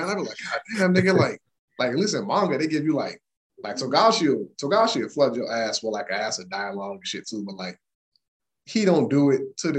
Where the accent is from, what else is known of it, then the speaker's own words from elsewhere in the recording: the South, United States; You know, I'm from the South.